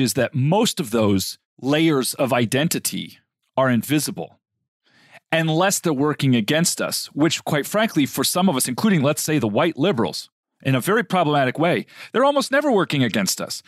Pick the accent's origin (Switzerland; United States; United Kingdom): United States; also born or lived in Middle East; being an American